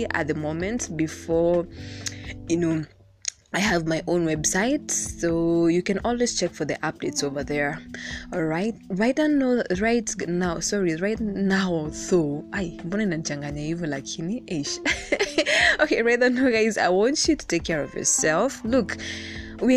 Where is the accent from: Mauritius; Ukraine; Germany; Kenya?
Kenya; Being Kenyan is already complicated